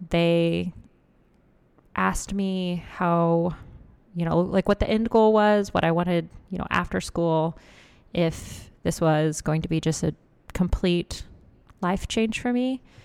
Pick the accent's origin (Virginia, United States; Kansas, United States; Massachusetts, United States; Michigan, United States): Kansas, United States; Lawrence; I'm from Lawrence, Kansas.